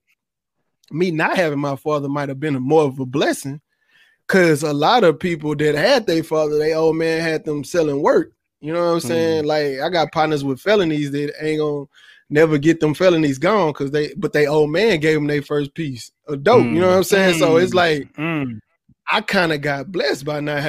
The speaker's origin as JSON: {"language": "English", "town": "Houston", "region": "Texas", "country": "United States", "tie": "born or raised there", "said": "I'm from Houston. I'm from Third Ward."}